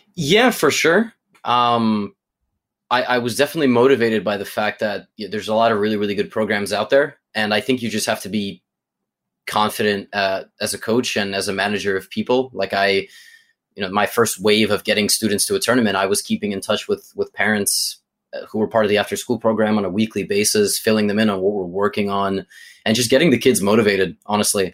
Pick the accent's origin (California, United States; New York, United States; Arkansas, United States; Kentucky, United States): New York, United States; New York City; as a New Yorker